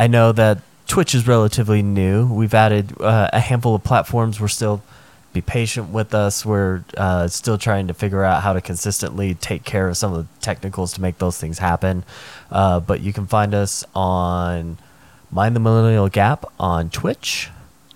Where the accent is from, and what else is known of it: United States